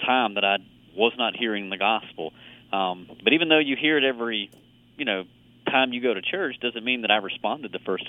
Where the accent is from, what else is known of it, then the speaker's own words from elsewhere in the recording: Meridian, United States; I grew up in Meridian, same town, and went to the same church.